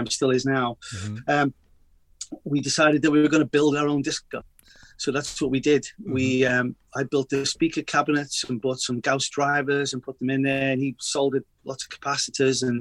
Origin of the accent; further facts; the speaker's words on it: Liverpool, North West England, United Kingdom; moved away as an adult; also born or lived in Boston; now in Los Angeles, United States; I'm a Liverpool lad, so full-on Scouser. Went to school a mile away from Anfield